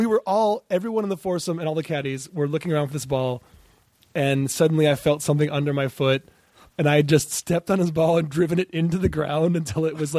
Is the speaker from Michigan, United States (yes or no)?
yes; Ann Arbor, Michigan, United States; I grew up in Ann Arbor, Michigan.